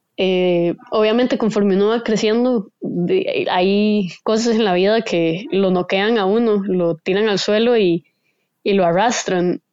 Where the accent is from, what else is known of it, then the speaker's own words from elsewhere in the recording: Costa Rica; soy de Costa Rica